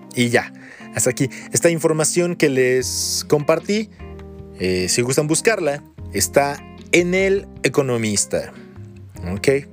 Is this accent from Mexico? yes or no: yes; Mexico; los mexicanos actuales somos una mezcla de todo